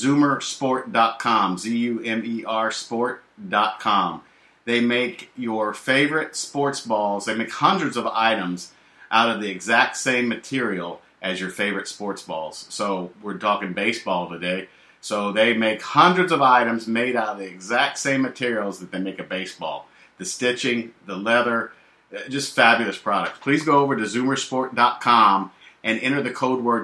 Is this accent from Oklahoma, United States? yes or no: no; Indianapolis, Indiana, United States; I was born and raised in Indianapolis, Indiana